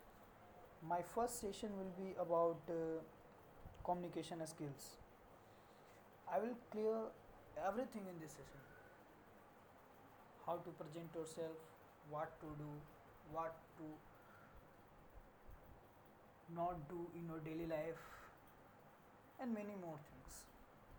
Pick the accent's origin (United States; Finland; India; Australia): India; Bihar; now in Kolkata, India; I was born in Bihar. I lived in Bihar for many years, but now I live in Kolkata, a city in West Bengal